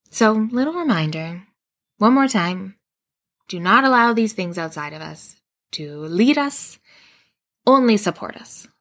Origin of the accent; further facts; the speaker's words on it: Western Canada, Canada; now in West Coast, Canada; I grew up in Western Canada and then moved to the West Coast, which is where I live now.